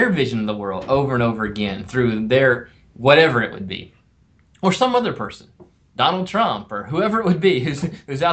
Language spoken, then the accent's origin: English; South Carolina, United States; also born or lived in Twin Cities, Minnesota; now in Minneapolis, United States; I grew up in South Carolina. I didn't grow up with hockey